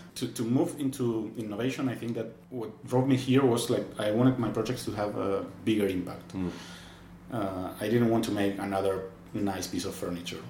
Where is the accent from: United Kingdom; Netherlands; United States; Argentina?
Argentina; moved away as an adult; now in Barcelona, Spain; I'm from Argentina